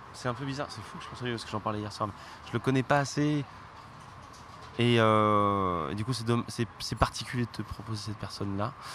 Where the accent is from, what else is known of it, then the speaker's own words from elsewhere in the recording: Ardèche, Auvergne-Rhône-Alpes, France; je viens d'Ardèche